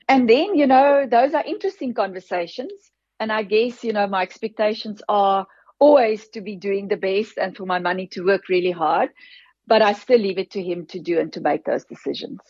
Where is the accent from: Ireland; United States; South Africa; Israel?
South Africa; Free State; girl from a farm in the Free State, I grew up, my dad, my grandfather was a farmer. My father took over from him and I grew up on that farm